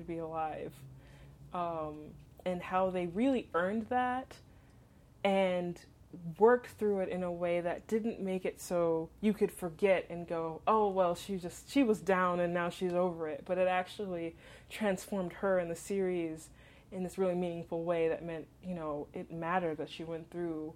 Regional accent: Southern California, United States; moved away as an adult; also born or lived in Western Massachusetts; home was in Southern California

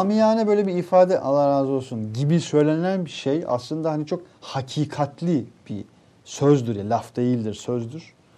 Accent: İnegöl, Bursa, Turkey; kurtuluş günü olan İnegöl'den

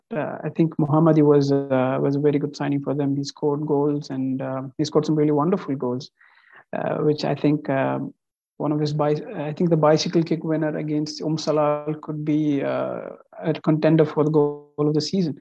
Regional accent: Qatar; I'm actually from India, but I was born and raised in Qatar

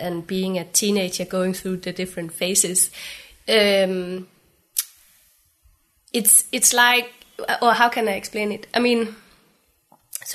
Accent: Aarhus, Central Denmark Region, Denmark; also born or lived in Glasgow; now in Copenhagen, Denmark; I grew up in Aarhus in Jutland, in the middle of Aarhus.

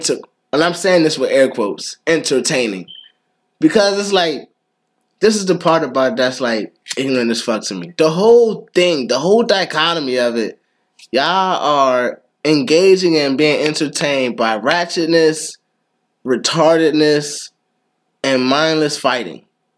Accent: Maryland, United States; Nah, the state Merlin.

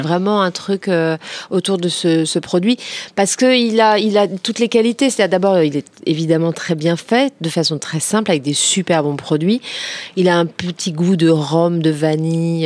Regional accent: Créteil, Île-de-France, France; j'ai grandi à Créteil

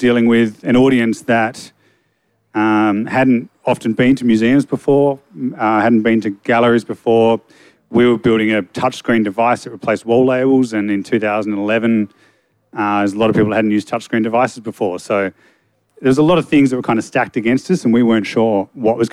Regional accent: Hobart, Tasmania, Australia; moved away as an adult; now in Melbourne, Australia; I'm from Hobart. I moved over to Melbourne in 2004

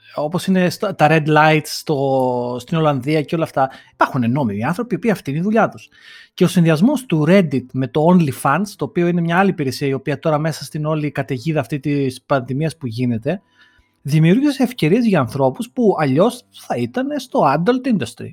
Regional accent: Greece; moved away as an adult; now in London, United Kingdom; μου λείπει η πατρίδα μου, μου λείπει η οικογένειά μου, μου λείπουν οι φίλοι μου.

